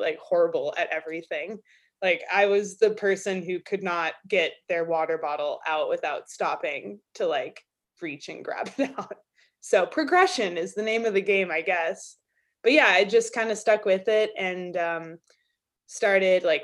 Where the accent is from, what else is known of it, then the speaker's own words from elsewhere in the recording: Albuquerque, New Mexico, United States; moved away as an adult; now in Durango, United States; I grew up in Albuquerque, which is like 3.5 hours south of here